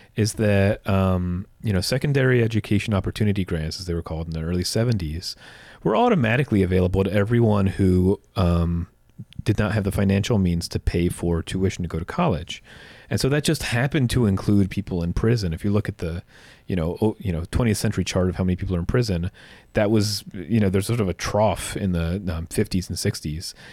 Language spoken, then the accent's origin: English; New Jersey, United States; as a kid growing up in New Jersey